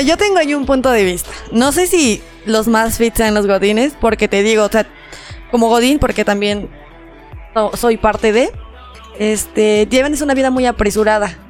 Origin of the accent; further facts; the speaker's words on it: Mexico; somos mexicanos